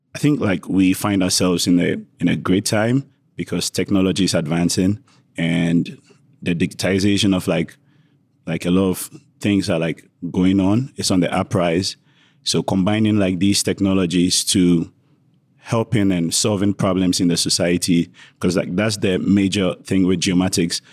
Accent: Ghana; moved away as an adult; now in Oregon, United States; Traditionally, I'm from Ghana

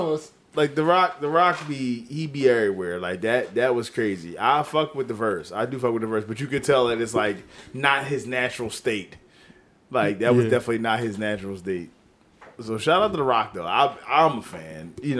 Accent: Philadelphia, Pennsylvania, United States; I'm from Philly. I should be supporting …, but this shit is disgusting.

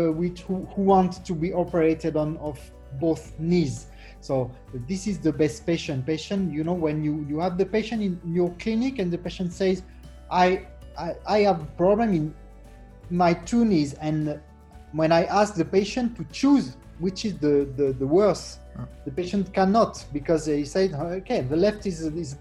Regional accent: France; I'm from France, Versailles Hospital

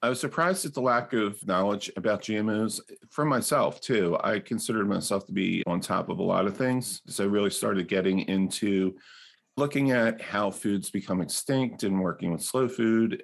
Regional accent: New Jersey, United States; also born or lived in South Philadelphia; when we moved from South Philadelphia to South Jersey, in the sixties of the next year, and my father set up this big garden in our backyard.

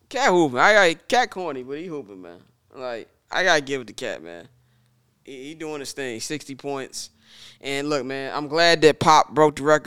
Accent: Midwest, United States; I'm from the Midwest

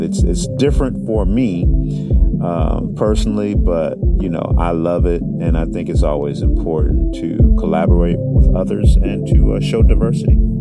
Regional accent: Detroit, Michigan, United States; I'm from Detroit

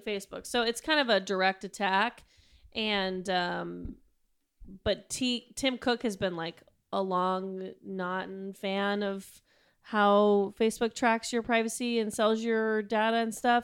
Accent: United States; as an American

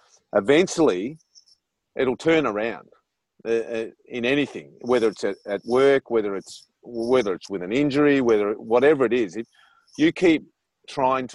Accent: Australia; accent: Australian; moved away

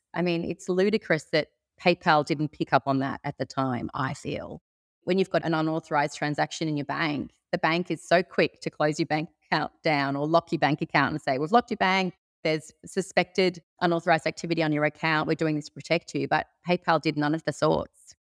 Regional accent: Sydney, New South Wales, Australia; moved away as an adult; now in Byron Bay, Australia; I'm originally from Sydney, but moved up to Byron Bay about eight years ago

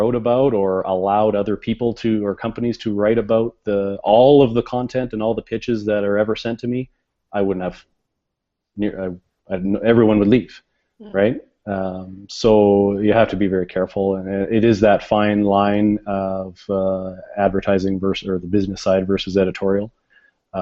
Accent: Canada; we're Canadian

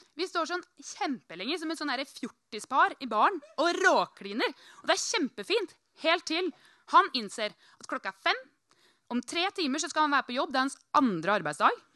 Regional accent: Norway; jeg er fra Norge

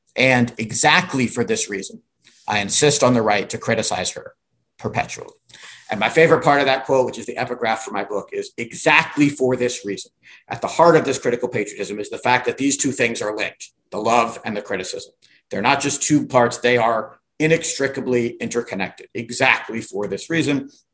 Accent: Virginia, United States; I grew up in Virginia

